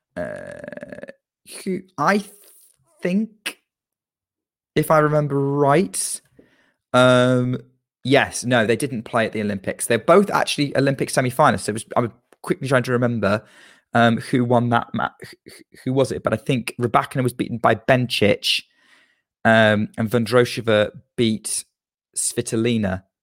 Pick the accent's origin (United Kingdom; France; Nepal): United Kingdom; as a Brit